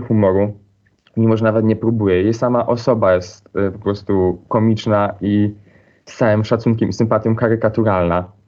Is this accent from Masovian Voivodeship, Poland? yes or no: no; Silesian Voivodeship, Poland; accent: Silesian dialect; now in Wrocław, Poland; wychowywałam się na wsi